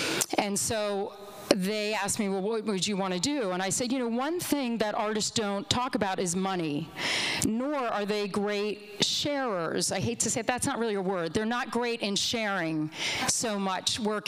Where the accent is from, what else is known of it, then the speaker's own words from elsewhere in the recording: Olney, Maryland, United States; and I was raised in Olney, Maryland.